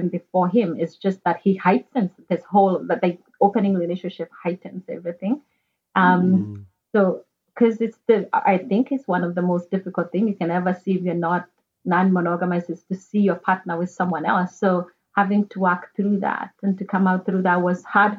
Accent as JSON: {"language": "English", "country": "Kenya", "moved": "yes", "said": "back in Kenya, I'm from Kenya originally."}